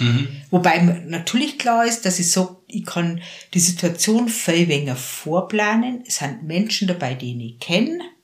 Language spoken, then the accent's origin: German; near Passau, Bavaria, Germany; ich bin jetzt in der Einöde aufgewachsen, also so einen halben Kilometer weg vom nächsten Haus, am Waldrand